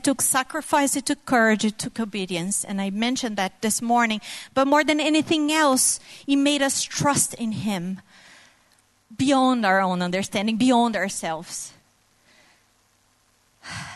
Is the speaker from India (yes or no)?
no; Brazil; moved away as an adult; my family and I moved here from Brazil exactly 3 years ago tomorrow